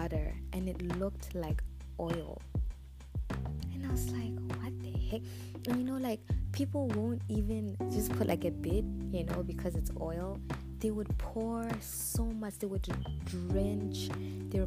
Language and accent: English; Botswana; now in Zambia; I was born and raised in Botswana. I am Zambian by nationality. I live in Zambia